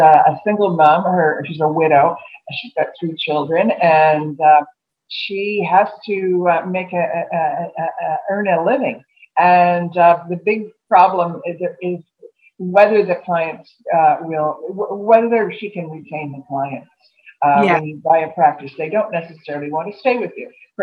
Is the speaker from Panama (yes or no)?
no; Montreal, Quebec, Canada; moved away as an adult; I grew up in Montreal. I went to school in Montreal. Left there when I was about 20.